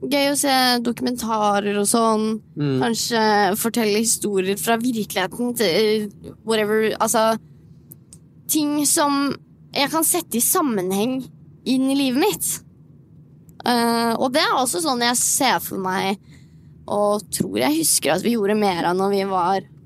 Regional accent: Moss, Østfold, Norway; now in Oslo, Norway; Så for eksempel når jeg flyttet til Oslo fra Moss, da var det jo sånn Ja, ja, jeg, jeg kan jo bare gjøre

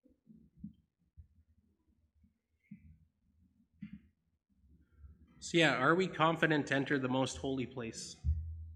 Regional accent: Binscarth, Manitoba, Canada; I'm from Binscarth by Russell

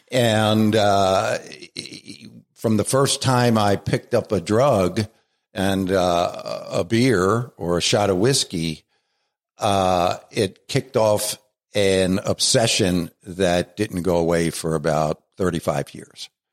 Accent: Baltimore, Maryland, United States; accent: Baltimore; moved away as an adult; now in Scranton, United States; I was born in Baltimore and raised in Baltimore

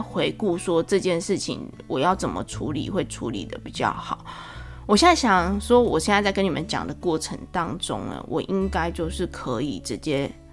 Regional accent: Taiwan; 虽然可能会我们台湾人可能会有点迂回

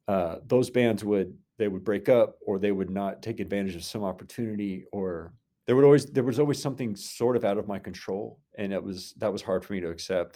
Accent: Inola, Oklahoma, United States; also born or lived in Brooklyn, New York / Norman, Oklahoma; I grew up in the Tulsa area and came to O U for school

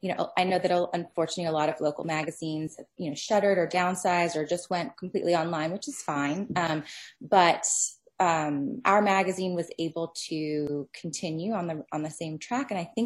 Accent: Singapore; born there; also born or lived in Philippines / Bermuda / United States; I've lived in 4 countries. I was born in Singapore and lived in the Philippines and Bermuda, as well as the US.

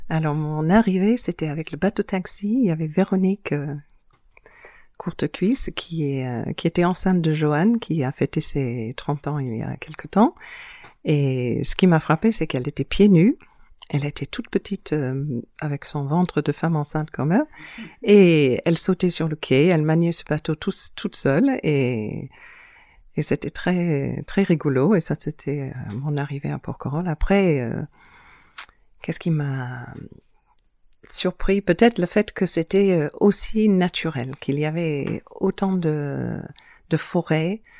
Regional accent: New Zealand; born there; Moi, je suis née en Nouvelle-Zélande, mais de parents euh, baroudeurs. J'ai passé mon enfance euh, dans beaucoup de différents pays, mais étonnamment, toujours des îles.

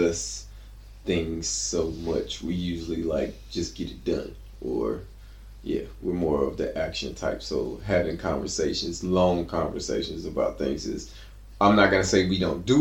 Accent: Atlanta, Georgia, United States; moved away as an adult; also born or lived in Columbia, Mississippi; now in Stockholm, Sweden; as a kid, we moved to Atlanta, Georgia. And Atlanta is where that's where I come from. I was raised there.

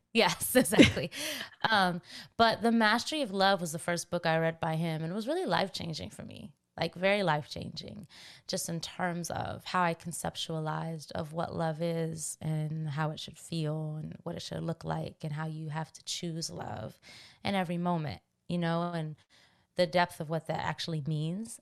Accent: Washington, District of Columbia, United States; I'm from Washington, D C

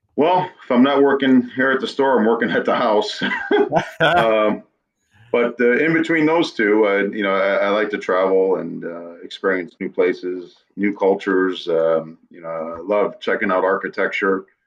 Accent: New England, United States; moved away as an adult; also born or lived in western United States; I grew up in New England, lived out west for 15 years after

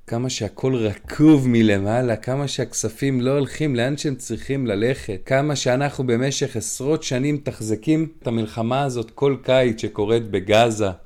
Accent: Krayot, Haifa District, Israel; now in Bnei Brak, Israel; אני גר בבני ברק על גבול רמת גן, והיה פה פיגוע ממש ליד הבית, בואנה זה זרק אותי, אני צפוני במקור מהקריות

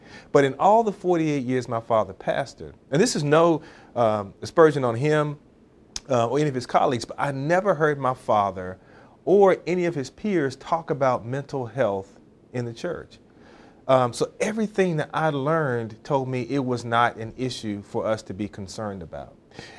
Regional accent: North Carolina, United States; So when I was growing up in Eastern North Carolina, rural North Carolina, very rural North Carolina, son of a preacher

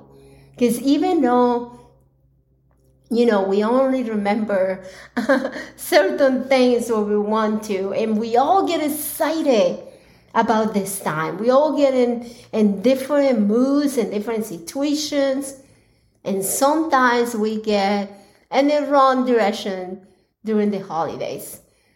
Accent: Colombia; now in United States; I was born in Colombia, and that is where the majority of my family is

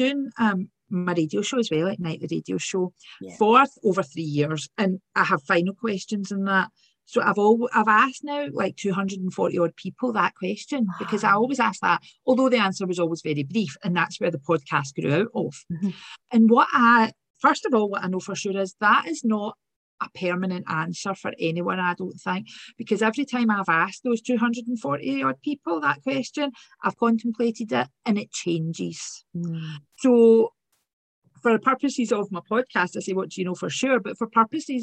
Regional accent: Glasgow, Scotland, United Kingdom; accent: working class accent; So from Govan, grew up in Govan

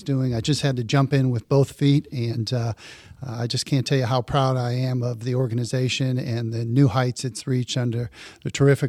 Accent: Toledo, Ohio, United States; moved away as an adult; also born or lived in Louisville, Kentucky; now in Cincinnati, United States; I was raised in Toledo, Ohio, one of 8 children, and all of us were fortunate to receive Catholic education in grade school and high school.

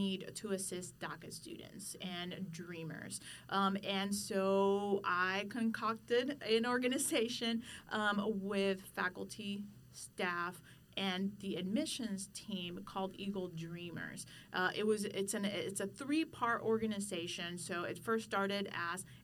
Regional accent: San Juan, Puerto Rico; first language Spanish; English is a second language; moved away as an adult; now in Texas, United States; I'm originally from San Juan, Puerto Rico. So I've been traveling back and forth between Texas and PR for about 20 years now. So born, raised, first language is Spanish

